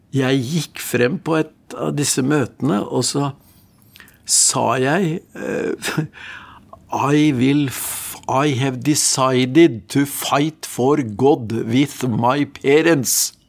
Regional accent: Norway; Jeg vokste opp i en gudfryktig familie utenfor Oslo

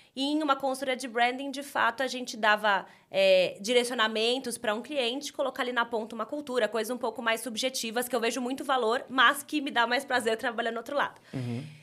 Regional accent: São Paulo, Brazil; eu sou daqui de São Paulo

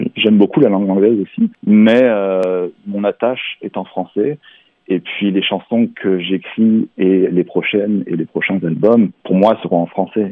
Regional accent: Barcelonnette, Provence-Alpes-Côte d'Azur, France; moved away as an adult; now in Quebec, Canada; je suis né dans les Alpes du Sud, dans un petit village qui s'appelle Barcelonnette et euh, j'ai vécu euh, une grande partie de ma vie euh, donc dans les Alpes du Sud et en Provence Aix-en-Provence notamment

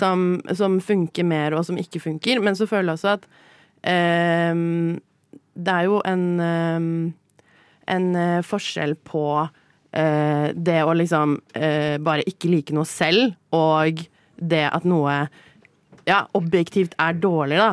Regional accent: Oslo, Norway; also born or lived in Paris / London; jeg har vokst opp i Oslo

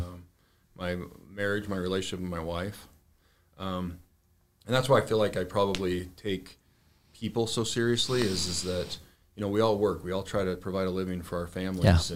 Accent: Arizona, United States; born and raised in Arizona

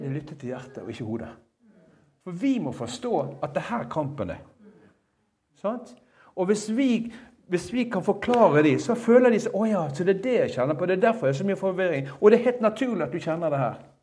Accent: Bergen, Vestland, Norway; jeg som en bergenser, altså, en enkel fyr fra Bergen

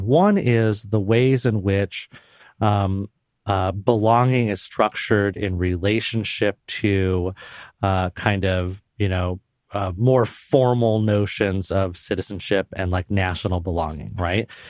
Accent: Puyallup, Washington, United States; I grew up Puerto Rican in Western Washington State in the nineteen eighties

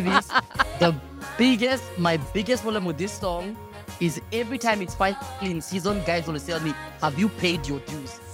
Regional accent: Kenya; as a Kenyan

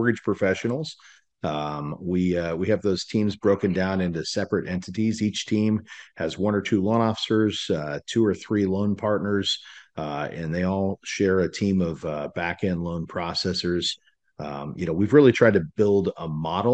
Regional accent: Salina, Kansas, United States; moved away as an adult; now in Dallas, United States; I grew up in Salina, Kansas. Moved out to Dallas

